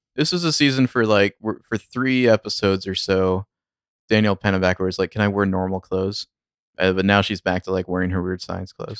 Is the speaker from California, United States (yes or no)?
yes; Sacramento, California, United States; I'm from the Sacramento area. I've lived here a long time